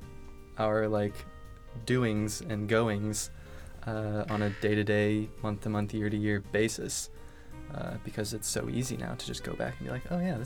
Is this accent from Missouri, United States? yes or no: yes; Missouri, United States; moved away; I went back home to Missouri. And I found myself in my hometown